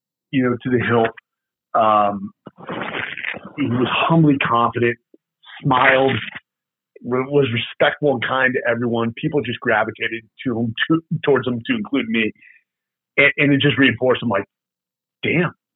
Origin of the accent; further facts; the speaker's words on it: Bay Area, California, United States; also born or lived in Silicon Valley; I came from the Bay Area, California